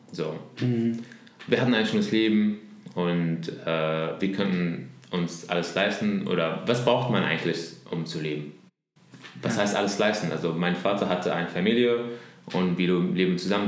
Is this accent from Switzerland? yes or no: no; Damascus, Damascus Governorate, Syria; German is a second language; moved away as an adult; now in Berlin, Germany; über Damaskus, ja. wo ich herkomme